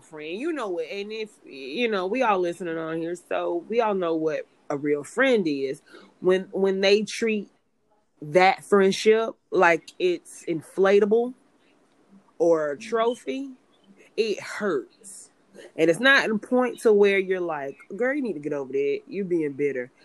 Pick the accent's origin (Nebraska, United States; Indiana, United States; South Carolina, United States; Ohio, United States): South Carolina, United States; Greenville; moved away as an adult; now in Los Angeles, United States; I'm from Greenville, South Carolina